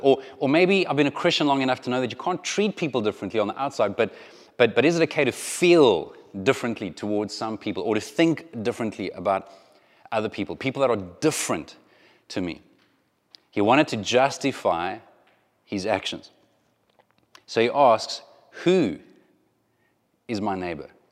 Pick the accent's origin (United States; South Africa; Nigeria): South Africa; moved away; if you grew up in South Africa at the same time that I grew up in South Africa